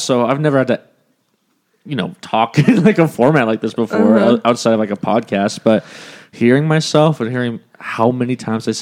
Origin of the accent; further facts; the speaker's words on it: California, United States; growing up in California and learning to drive in California